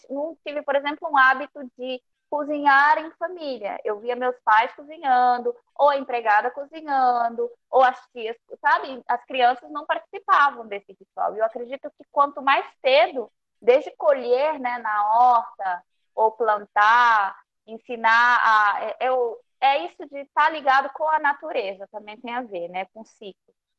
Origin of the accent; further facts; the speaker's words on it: Peru; moved away; família peruana, eu nasci no Peru